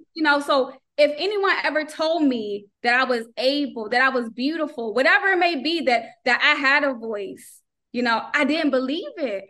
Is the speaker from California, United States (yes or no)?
no; North Carolina, United States; moved away; also born or lived in Maryland; I'm originally from North Carolina. We moved to Maryland, but then when we moved to Maryland, we didn't go to church like we did back home.